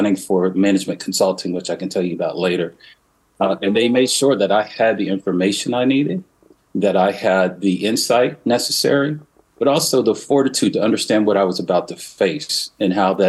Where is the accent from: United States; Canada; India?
United States; Princeton, New Jersey; my hometown of Princeton, New Jersey